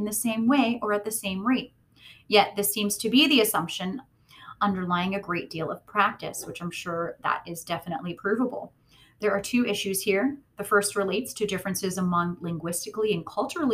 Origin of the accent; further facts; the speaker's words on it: United States; as American educators